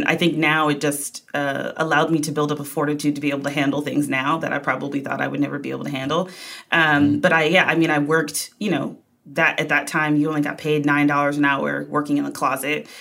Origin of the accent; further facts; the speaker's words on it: Wisconsin, United States; moved away as an adult; now in New York, United States; I'm from Wisconsin